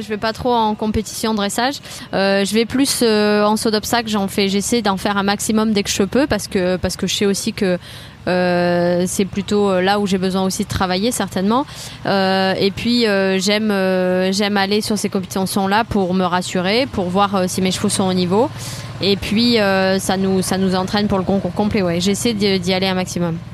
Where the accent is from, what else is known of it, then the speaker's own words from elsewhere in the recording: Toulouse, Occitania, France; je suis originaire de Toulouse